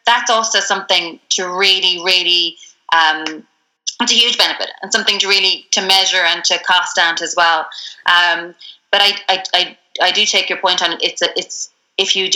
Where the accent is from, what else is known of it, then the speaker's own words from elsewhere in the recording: Ireland; especially as Irish people